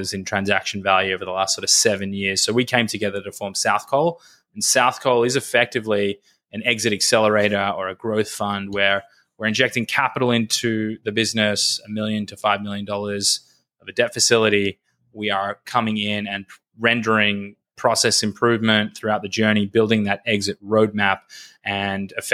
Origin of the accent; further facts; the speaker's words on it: Australia; accent: Australian; moved away; also born or lived in Los Angeles, United States; hopefully my Australian accent is still there. I grew up in Australia